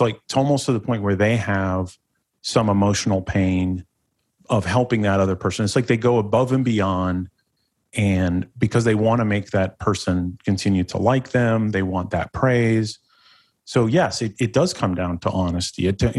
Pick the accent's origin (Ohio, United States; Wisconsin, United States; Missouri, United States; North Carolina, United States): Ohio, United States; born there; I don't want to start it like, oh, I was born in Northeastern Ohio.